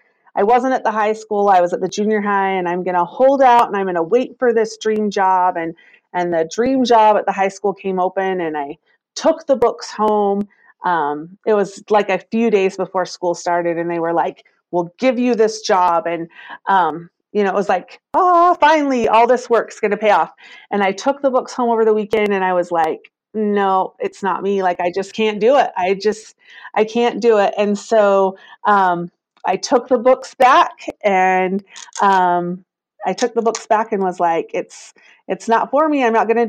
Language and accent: English; Vernal, Utah, United States; I am. Yep. I've been in the tourism industry all my life.